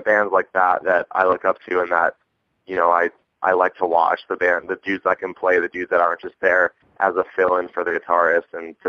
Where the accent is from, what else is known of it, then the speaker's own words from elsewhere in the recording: Buffalo, New York, United States; now in Phoenix, United States; I grew up in Buffalo